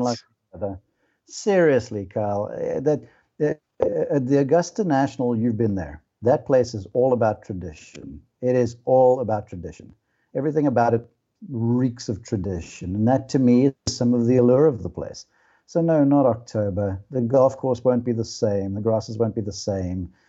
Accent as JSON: {"language": "English", "country": "South Africa", "tie": "born or raised there", "moved": "yes", "lives_now": "United States", "said": "I'm South African by birth, now an American citizen"}